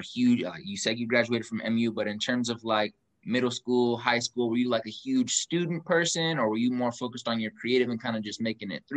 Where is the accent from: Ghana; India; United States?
United States; Kansas City; accent: a little country twang; also born or lived in Los Angeles; I'm from Kansas City